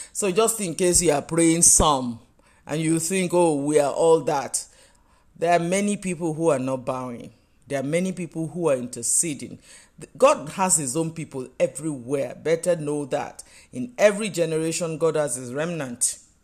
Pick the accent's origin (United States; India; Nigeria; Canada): Nigeria; You know, I live in Nigeria. I am Nigerian.